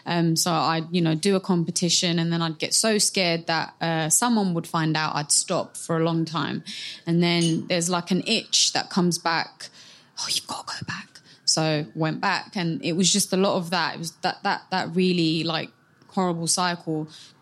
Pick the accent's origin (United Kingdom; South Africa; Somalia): Somalia; So I represent my home country of Somalia.